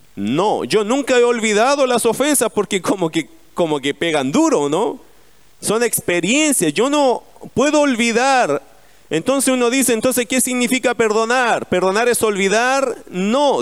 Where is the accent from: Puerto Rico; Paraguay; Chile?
Chile; Como somos los chilenos